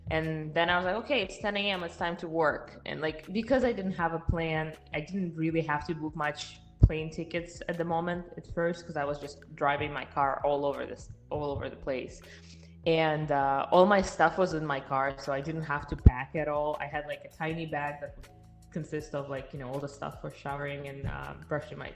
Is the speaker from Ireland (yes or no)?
no; Siberia, Russia; English is a second language; moved away as an adult; also born or lived in Miami, United States; now in Texas, United States; From my name, you can understand where I'm coming from. I was born and raised in Russia, in Siberia, actually. And uh, I moved to the United States just five years ago. So, five and a half years ago, I did not speak any English.